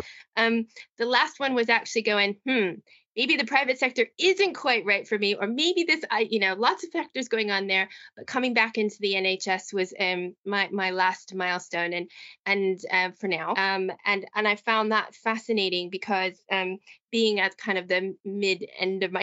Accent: United States; moved away as an adult; also born or lived in Midlands, United Kingdom; now in United Kingdom; as an American

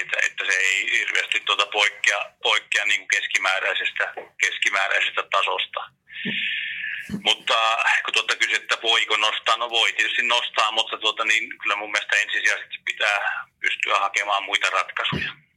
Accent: Kuusamo, North Ostrobothnia, Finland; moved away; mä oon Kuusamasta kotosi

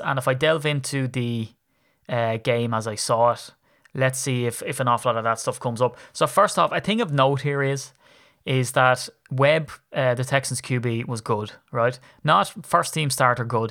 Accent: Ireland; I'm a grumpy Irishman

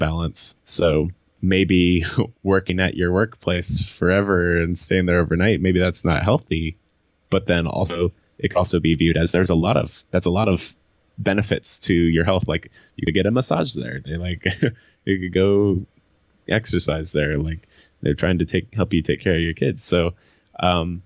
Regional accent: Ohio, United States; I grew up in Ohio and Ohio is so flat

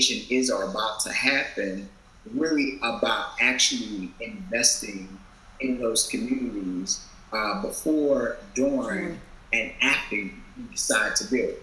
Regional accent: Baltimore, Maryland, United States; I'm from Baltimore

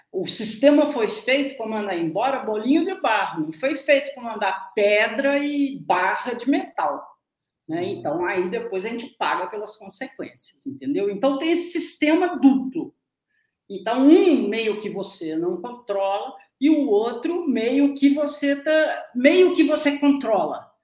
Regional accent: interior of Minas Gerais, Brazil; no interior de Minas Gerais, nos anos 60 e 70, a pessoa falava comigo

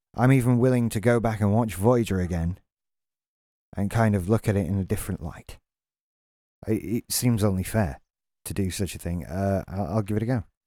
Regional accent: England, United Kingdom; we have a bad enough reputation as English people

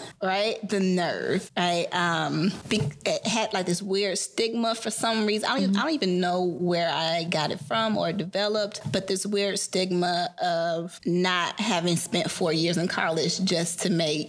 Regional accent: Atlanta, Georgia, United States; hearkening back to my life growing up in Atlanta, how much of me was so connected to knowing my history.

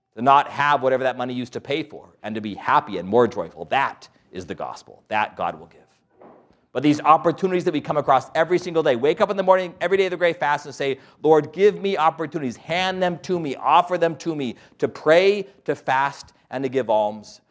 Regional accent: Albuquerque, New Mexico, United States; born and raised in Albuquerque, New Mexico.

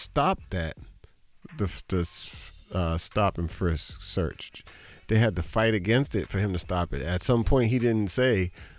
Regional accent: Boston, Massachusetts, United States; mostly all the police in Boston are people I went to school with.

